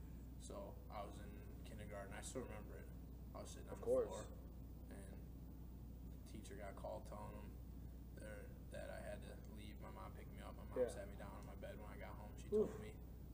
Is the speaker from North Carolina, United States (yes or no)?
no; Kewaskum, Wisconsin, United States; also born or lived in Milwaukee; And ever since then, I've lived in Kewaskum.